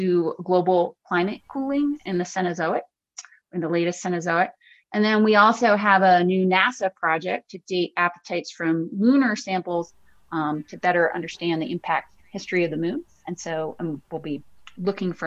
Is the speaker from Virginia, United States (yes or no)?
yes; Virginia, United States; I grew up in Virginia, and my family would go to the Smithsonian in Washington, D.C.